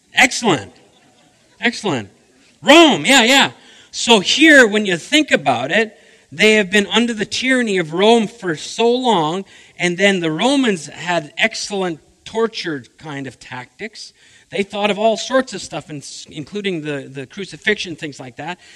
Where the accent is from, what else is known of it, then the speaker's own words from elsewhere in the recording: the Prairies, Manitoba, Canada; moved away as an adult; also born or lived in Saskatchewan; now in British Columbia, Canada; I'm a prairie boy. I love Manitoba